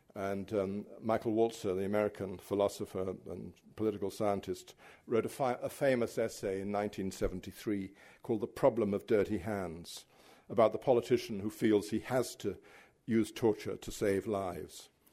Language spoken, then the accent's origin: English; United Kingdom; as a British writer